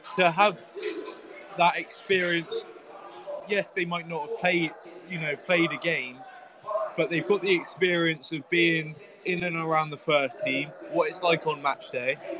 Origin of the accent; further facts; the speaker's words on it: Melksham, South West England, United Kingdom; I'm I'm from Melksham